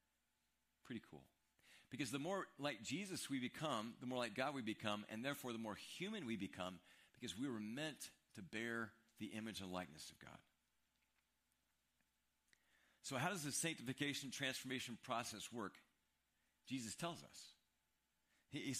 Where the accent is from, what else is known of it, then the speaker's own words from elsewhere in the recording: Midwest, United States; moved away; We're from the Midwest.